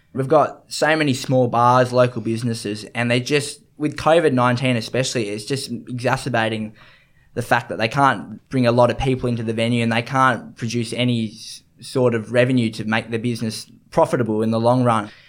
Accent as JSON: {"language": "English", "town": "Sydney", "region": "New South Wales", "country": "Australia", "tie": "born or raised there", "said": "growing up in the East and Suburbs, you just, you obviously got the beach right at your doorstep"}